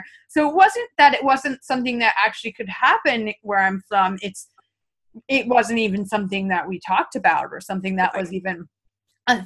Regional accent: upstate New York, United States; brought up in podunk upstate New York like me

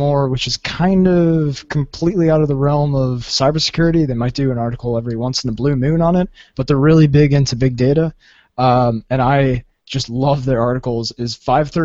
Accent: Southern California, United States; I'm from Southern California

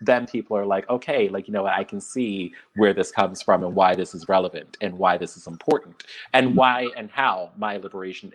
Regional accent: Philadelphia, Pennsylvania, United States; Philadelphia, my hometown

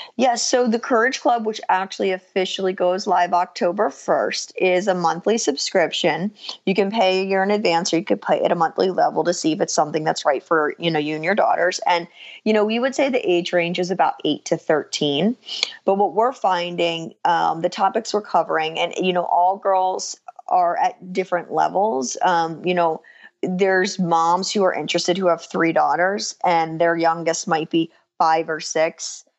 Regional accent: New Jersey, United States; I actually am born and raised in New Jersey as well.

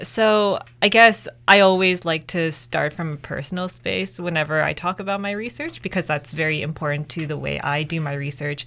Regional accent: Mississauga, Ontario, Canada; first language English; now in Kingston, Canada; I'm the first person in my immediate family who was born in Canada

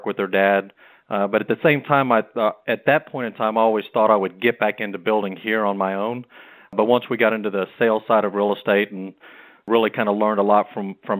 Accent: Rockport, Texas, United States; My brother and I grew up on the Texas coast in Rockport.

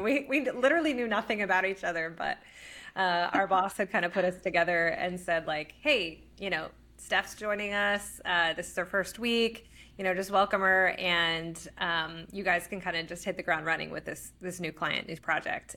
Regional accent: Norman, Oklahoma, United States; moved away as an adult; also born or lived in Texas; now in Austin, United States; originally, I'm from Oklahoma, Norman.

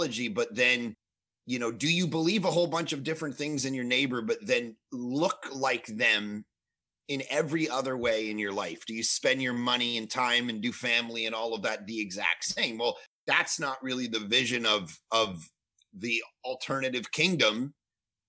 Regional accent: Toronto, Ontario, Canada; moved away as an adult; now in Vancouver, Canada; I grew up in Toronto and we moved out to Vancouver, British Columbia

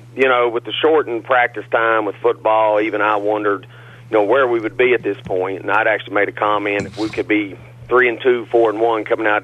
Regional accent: Burch, West Virginia, United States; born or raised there

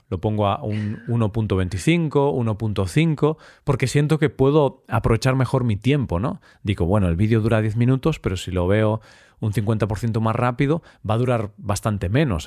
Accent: Galicia, Spain; somos los gallegos, los habitantes de Galicia

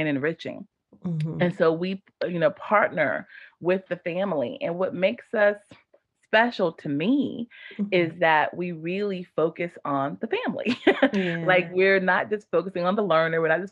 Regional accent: Apex, North Carolina, United States; I grew up in Apex, the town of Apex, and went to all the schools like Apex Elementary, Apex Middle, Apex High.

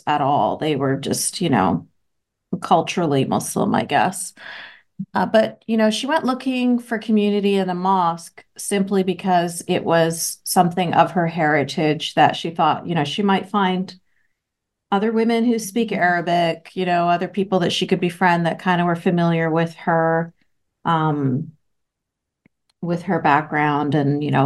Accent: Vancouver, British Columbia, Canada; I was born and raised in Vancouver, Canada

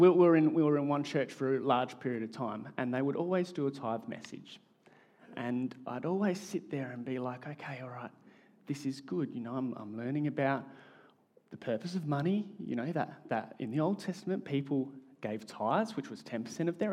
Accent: Australia; accent: Australian; my Australian accent

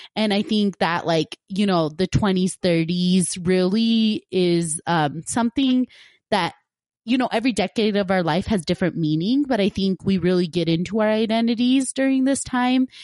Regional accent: Punjab, India; moved away; I'm originally from Punjab, India

